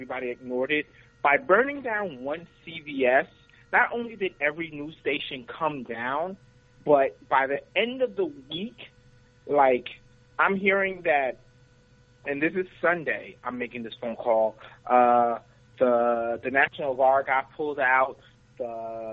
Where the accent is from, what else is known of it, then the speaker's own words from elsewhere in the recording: Guyana; now in United States; I'm from South America, Guyana